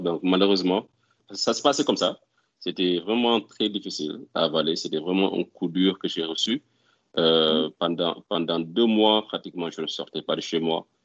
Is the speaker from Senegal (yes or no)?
yes; Ziguinchor, Senegal; moved away as an adult; also born or lived in Dakar, Senegal / Morocco; now in Houston, United States; je suis né à Ziguinchor, dans un quartier du nom de Cadior